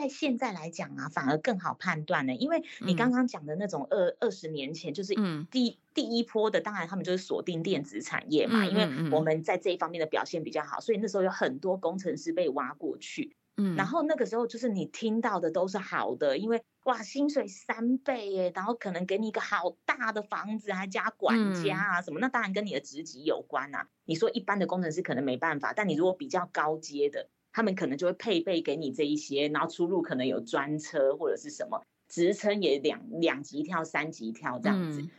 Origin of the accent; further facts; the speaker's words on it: Taiwan; 欸，我是台湾人，我知道台湾的行情是什么